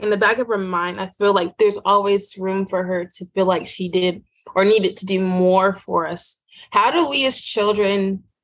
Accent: Southwest Virginia, United States; growing up in Southwest Virginia

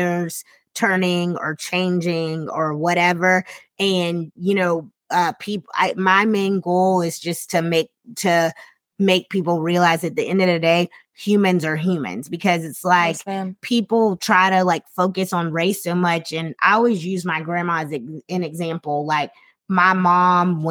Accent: South Carolina, United States; moved away; I'm from South Carolina.

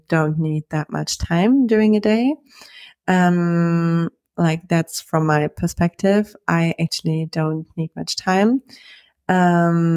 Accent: Germany; moved away; I'm from Germany

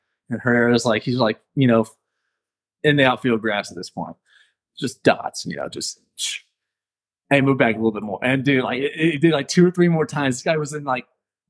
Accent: Chesterfield, Missouri, United States; because we're both from Chesterfield, and I was able to get dinner with him. We just talked about Chesterfield and West County

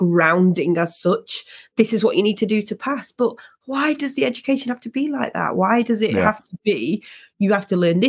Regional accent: England, United Kingdom; as a Brit, as somebody from Britain and English especially

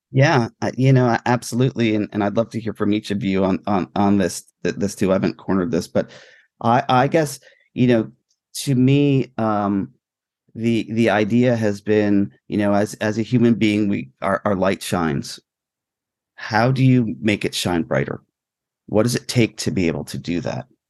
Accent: New York area, New Jersey, United States; growing up in New Jersey, New York area

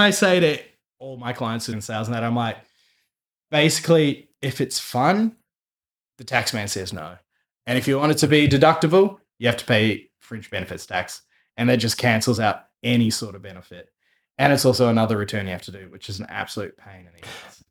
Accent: New Zealand; now in Australia; being a Kiwi

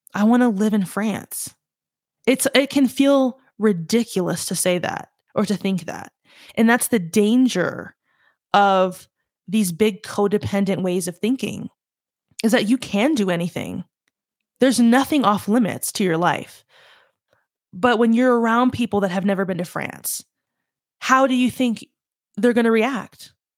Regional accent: the South, United States; I'm from the South

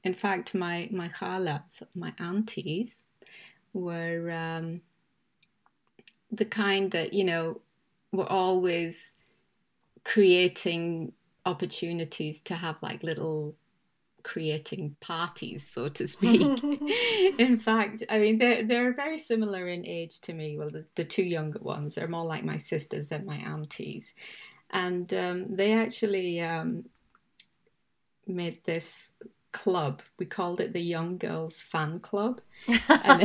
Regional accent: Karachi, Sindh, Pakistan; also born or lived in England / Belfast, Northern Ireland; now in West Yorkshire, United Kingdom; I was born in England, but I actually grew up, spent my formative years in Karachi from, say, maybe the age of 10.

